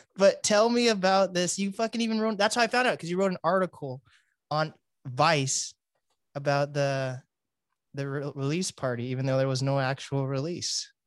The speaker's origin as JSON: {"language": "English", "town": "Seattle", "region": "Washington", "country": "United States", "tie": "born or raised there", "said": "I'm one of the first generations of actual Black people actually being born in Seattle"}